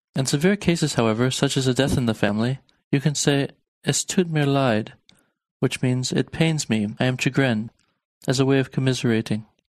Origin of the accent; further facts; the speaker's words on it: Harrisburg, Pennsylvania, United States; Ich bin aus Harrisburg